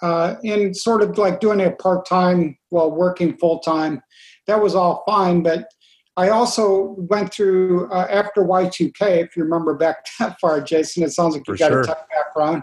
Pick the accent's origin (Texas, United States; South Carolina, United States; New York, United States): New York, United States; where we grew up in New York State